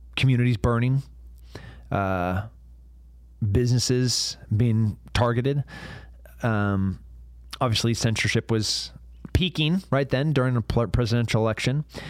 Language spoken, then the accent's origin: English; United States; also born or lived in Texas; an American and a veteran